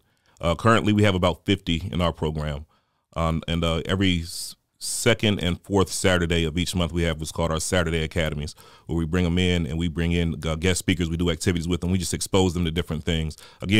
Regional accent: Newport News, Virginia, United States; now in Augusta, United States; I'm originally from Newport News, Virginia. So I'm a transplant to the Augusta area.

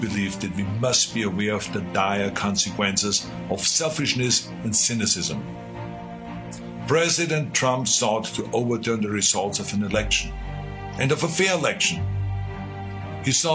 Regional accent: Austria; now in United States; Now, I grew up in Austria.

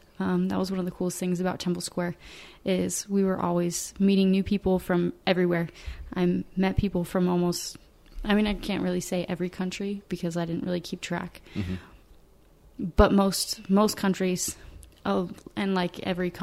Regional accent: Fishers, Indiana, United States; moved away as an adult; also born or lived in Rexburg, Idaho; I grew up in Fishers. I've stayed in Fishers

